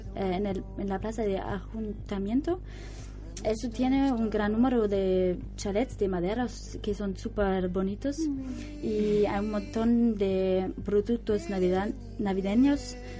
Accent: Hamburg, Germany; Spanish is a second language; moved away as an adult; now in Spain; Hamburgo, es mi ciudad natal

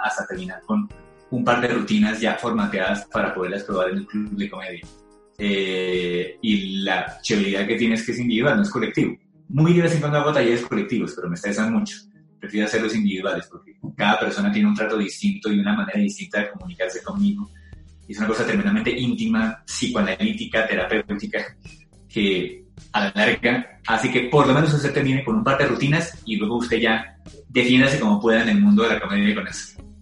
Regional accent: Colombia; somos colombianos

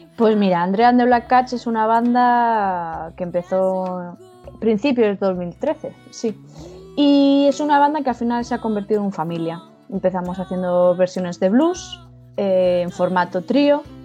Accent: Ibi, Valencian Community, Spain; now in Galicia, Spain; mi corazoncito ibense

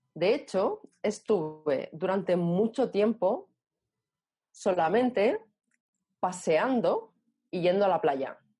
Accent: Barcelona, Catalonia, Spain; nací en Barcelona

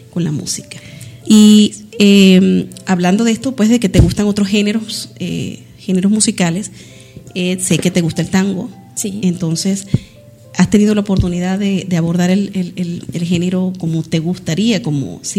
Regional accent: Medellín, Antioquia, Colombia; now in Valencia, Spain; Soy de Medellín, de la ciudad de la eterna primavera.

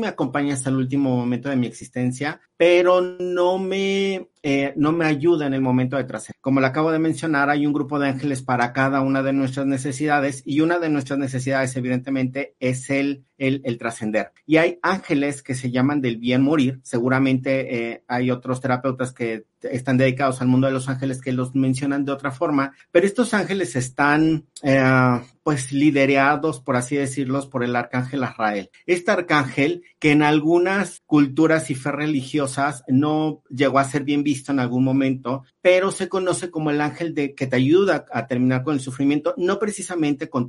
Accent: Mexico; nosotros como mexicanos tenemos una gran cultura en estas fechas

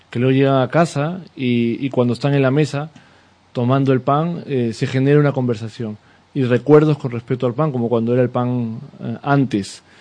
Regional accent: Peru; now in Seville, Spain; yo no soy de aquí, yo soy, soy peruano, cuando vine a, vivir aquí a, Sevilla

